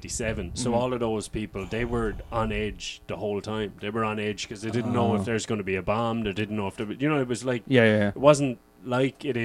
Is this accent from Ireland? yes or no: yes; Ireland; they definitely know my accent because I'm from the South.